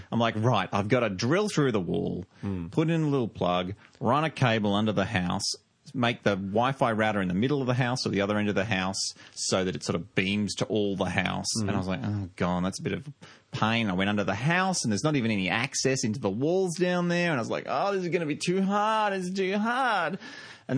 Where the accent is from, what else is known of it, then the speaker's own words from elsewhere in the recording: Australia; I'm from Australia. We're very backward here